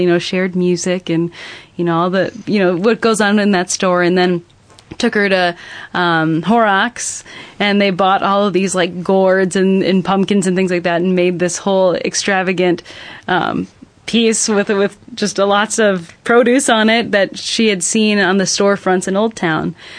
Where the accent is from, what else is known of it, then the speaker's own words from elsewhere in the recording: Lansing, Michigan, United States; I grew up in the Lansing area